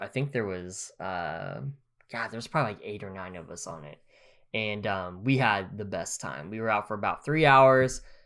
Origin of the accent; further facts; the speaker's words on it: Grove, Oklahoma, United States; moved away; I could live in my hometown, in Grove